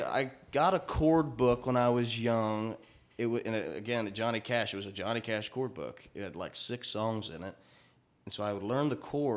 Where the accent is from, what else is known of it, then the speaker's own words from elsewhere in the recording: Dayton, Ohio, United States; now in Nashville, United States; I grew up in Dayton, Ohio